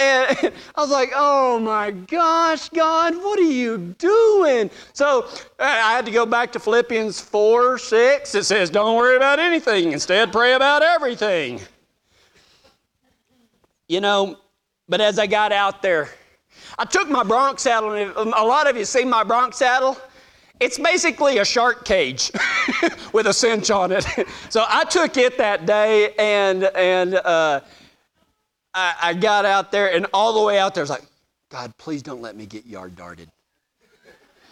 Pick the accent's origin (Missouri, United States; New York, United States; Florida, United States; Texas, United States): Texas, United States; moved away; I was a cowboy from Texas